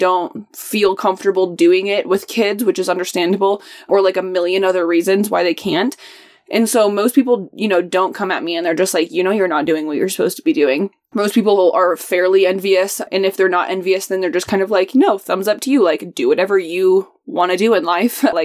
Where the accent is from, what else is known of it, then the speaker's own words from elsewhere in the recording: Indianapolis, Indiana, United States; moved away; I'm from Indianapolis. I'm not from San Diego or, you know, LA or something like that. Nobody likes Indianapolis. I'm very used to people dogging on my hometown